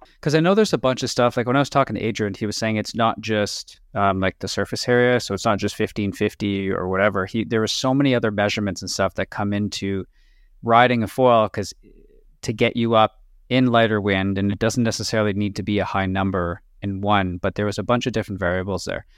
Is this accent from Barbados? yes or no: no; Canada; we're from Canada